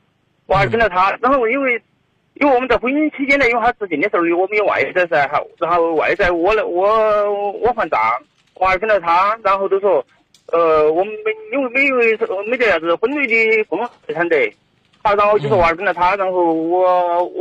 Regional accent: Chongqing, China; accent: Chongqing dialect; 我都我都不说普通话，我说重庆话，说普通话啷个口啊。

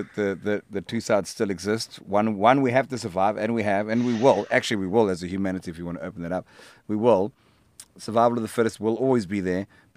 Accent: South Africa; now in Hout Bay, South Africa; I'm a South African rock musician

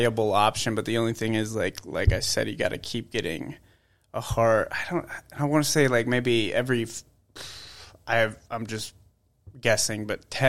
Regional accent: Cincinnati, Ohio, United States; I was born in Cincinnati

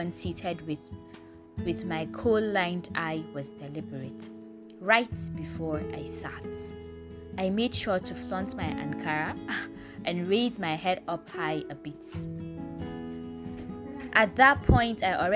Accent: Northern Nigeria, Nigeria; I am a Northerner.

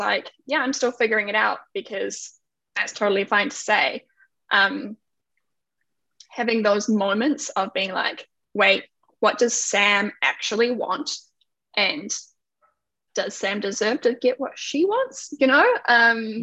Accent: New Zealand; moved away as an adult; now in Canada; I'm from New Zealand, but living in Canada right now.

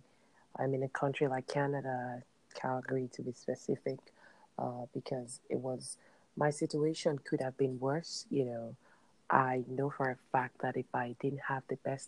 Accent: Nigeria; moved away; my home country, Nigeria

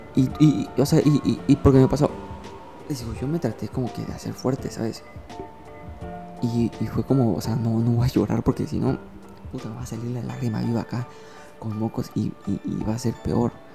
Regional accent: Ciudad del Carmen, Campeche, Mexico; moved away; soy de Ciudad del Carmen

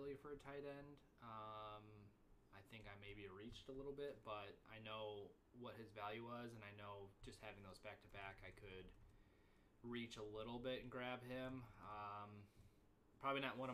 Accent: near Northern Illinois, United States; Northern Illinois, where he came from, over by my hometown

